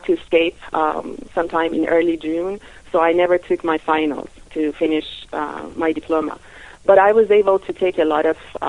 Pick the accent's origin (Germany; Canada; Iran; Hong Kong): Iran; Tehran, Tehran Province; moved away as an adult; also born or lived in Spain; now in California, United States; I was born in Iran, Tehran, and I went through the revolution in 1979. I was a teenager at the time